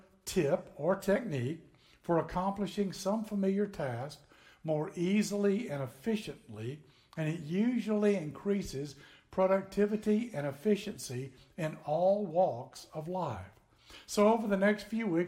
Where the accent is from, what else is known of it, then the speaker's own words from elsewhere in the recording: northern Tennessee, United States; moved away as an adult; now in Florida, United States; I grew up in Tennessee, way up north in Tennessee